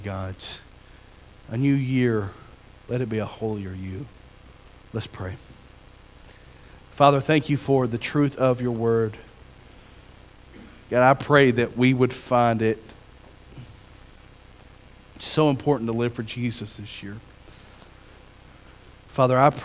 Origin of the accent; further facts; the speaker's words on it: Pinson, Alabama, United States; I'm from Alabama. I'm from across the county